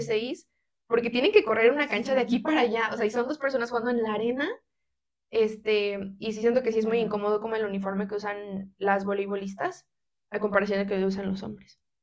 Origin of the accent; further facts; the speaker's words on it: Mexico; como mexicanos y mexicanas le damos mucha más prioridad